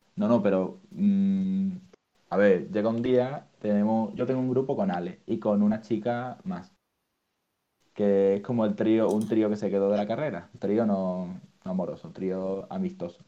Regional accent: Málaga, Andalusia, Spain; Yo soy de Málaga

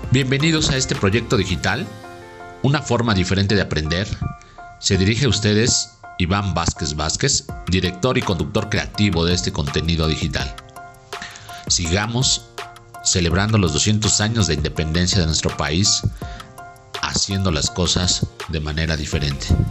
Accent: Mexico; Nosotros los mexicanos somos gente que realmente amamos a nuestra tierra

